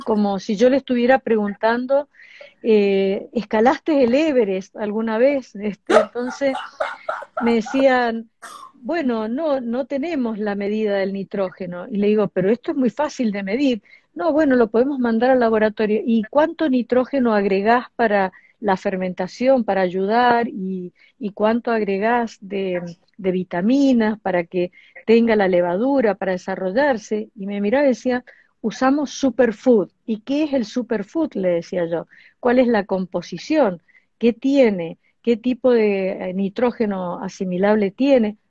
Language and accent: Spanish; Argentina; nosotros acá no teníamos en Argentina